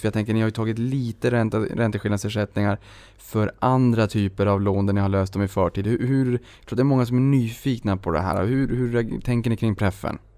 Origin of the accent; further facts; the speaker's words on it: Boden, Norrbotten County, Sweden; moved away; i Boden där jag kommer ifrån.